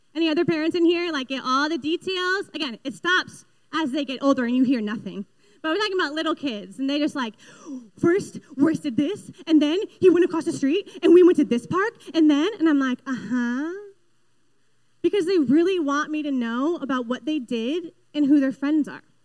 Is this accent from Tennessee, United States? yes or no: no; Western Massachusetts, United States; also born or lived in Boston; I'm from Western Mass